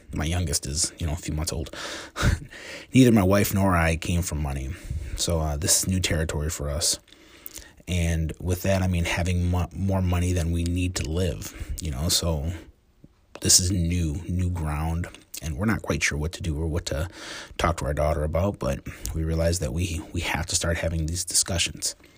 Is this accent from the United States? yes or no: yes; Joliet, Illinois, United States; also born or lived in Elwood, Illinois; I was a kid growing up in Joliet in the nineteen eighties